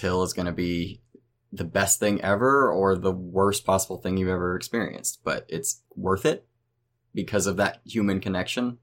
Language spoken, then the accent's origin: English; Oklahoma, United States; my home state of Oklahoma